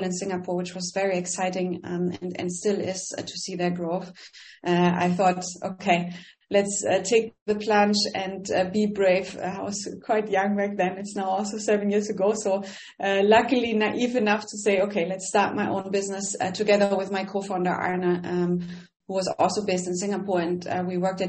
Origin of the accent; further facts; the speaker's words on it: Northern Germany, Germany; accent: German; English is a second language; moved away as an adult; also born or lived in Berlin / Bonn; I'm German, really hard to hide the accent. So I grew up in Northern Germany